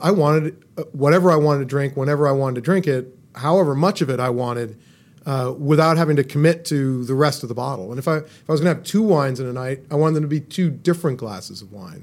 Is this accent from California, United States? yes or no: yes; California, United States; moved away; also born or lived in Boston; I grew up in California, and so I drank California wine